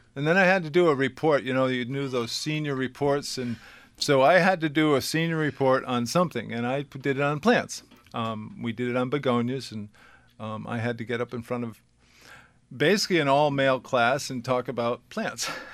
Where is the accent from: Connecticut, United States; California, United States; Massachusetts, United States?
Connecticut, United States; South Windham; I was raised in South Wyndham.